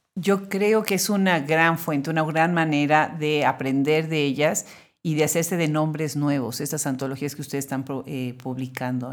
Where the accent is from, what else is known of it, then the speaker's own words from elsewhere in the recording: Puebla, Mexico; also born or lived in Texas, United States; now in United States; yo soy originaria de Puebla, así que bueno, pues somos paisanos